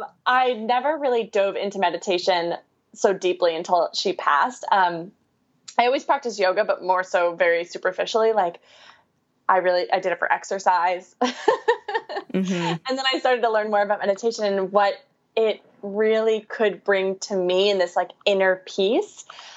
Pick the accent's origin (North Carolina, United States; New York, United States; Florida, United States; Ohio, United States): New York, United States; So I'm from New York, born and raised. You can't tell by my lovely accent. No. I like to think I don't have it anymore, but sometimes when I talk really fast, it comes out.